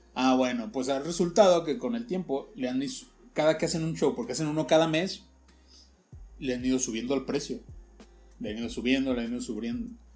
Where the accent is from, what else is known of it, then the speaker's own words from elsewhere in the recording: Guadalajara, Jalisco, Mexico; nosotros como tapatíos